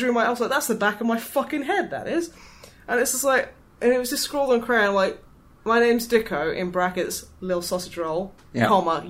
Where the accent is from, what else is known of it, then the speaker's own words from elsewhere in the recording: East Midlands, United Kingdom; I call them cobs because I'm from the East Midlands.